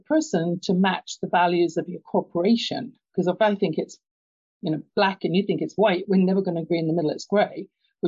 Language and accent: English; London, United Kingdom; moved away; you can tell by my accent, I grew up in London, England